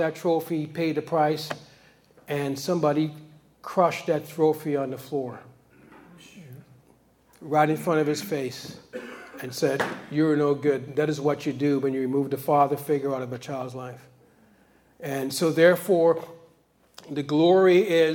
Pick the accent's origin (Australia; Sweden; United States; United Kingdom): United States; New York; I grew up in New York